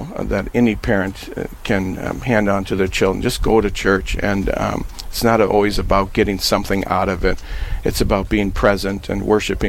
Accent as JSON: {"language": "English", "town": "Napoleon", "region": "North Dakota", "country": "United States", "tie": "born or raised there", "said": "my hometown of Napoleon"}